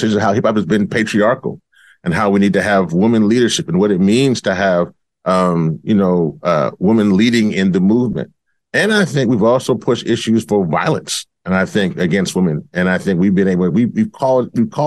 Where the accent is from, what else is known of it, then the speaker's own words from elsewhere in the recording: Louisiana, United States; my home state of Louisiana